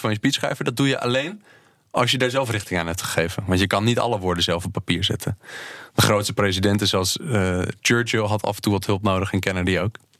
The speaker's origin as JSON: {"language": "Dutch", "country": "Netherlands", "said": "wij als Nederlanders en Europeanen"}